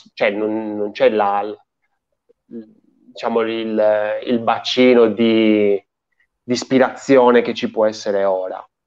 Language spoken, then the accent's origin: Italian; Sardinia, Italy; io in Sardegna, cioè praticamente vivo quel paese a fianco a quello dove ha vissuto oh. Antonio Gramsci